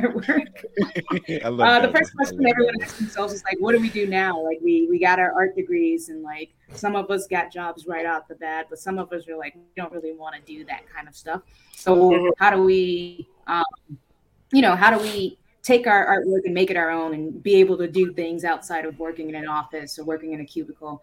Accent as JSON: {"language": "English", "town": "Nashville", "region": "Tennessee", "country": "United States", "moved": "as an adult", "lives_now": "Cleveland, United States", "said": "I came from Nashville, Tennessee. That's where I'm originally from, to go to art school"}